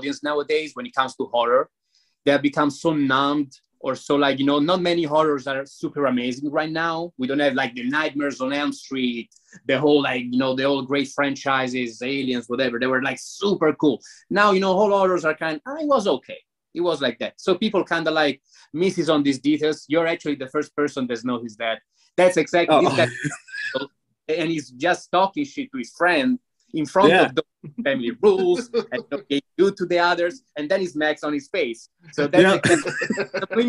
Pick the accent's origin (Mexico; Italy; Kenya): Italy; moved away; Italy, my country is beautiful